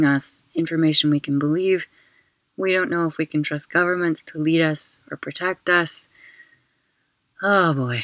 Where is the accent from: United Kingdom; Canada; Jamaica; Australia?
United Kingdom; now in Barcelona, Spain; I'm also a British citizen